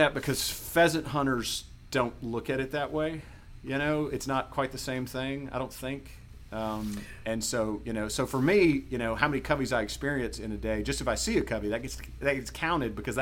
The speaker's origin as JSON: {"language": "English", "region": "Mississippi", "country": "United States", "tie": "born or raised there", "said": "I grew up in Mississippi and we quail hunted here"}